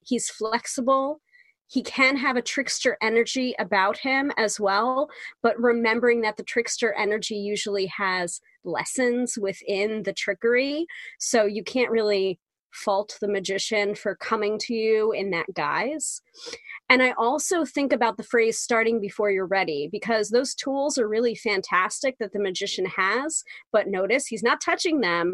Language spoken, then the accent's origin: English; New York, United States; the New Yorker